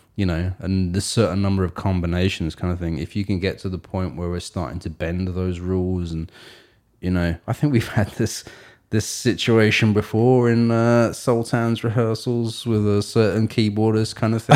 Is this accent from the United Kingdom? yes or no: yes; England, United Kingdom; she moved to England, and I was born in England